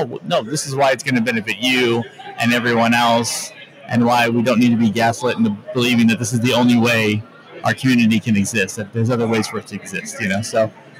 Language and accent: English; Sacramento, California, United States; I'm from Sacramento, California.